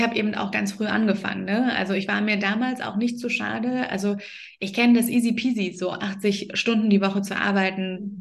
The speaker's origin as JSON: {"language": "German", "area": "the East", "region": "East Germany", "country": "Germany", "tie": "born or raised there", "said": "Also ich bin ja auch im Osten groß geworden"}